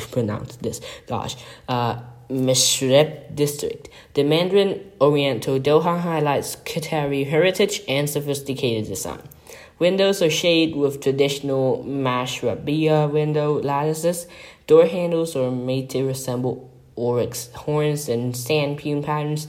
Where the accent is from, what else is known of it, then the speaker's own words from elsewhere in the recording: Bangkok, Thailand; the Peninsula Bangkok, in Bangkok, Thailand, my hometown